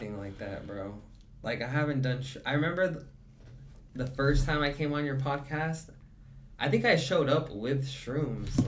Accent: the South, United States; I was born in the South

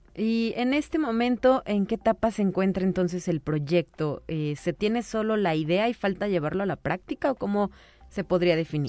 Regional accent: Mexico; los mexicanos somos muy dados a creer pues lo que nos dijo la abuela

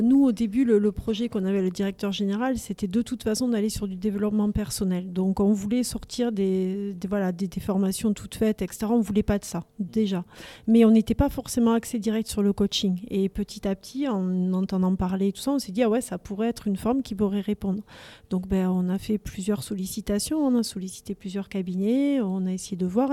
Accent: Toulouse, Occitania, France; accent: Toulouse; de pure toulousaine aussi. Et mon accent est là pour le dire.

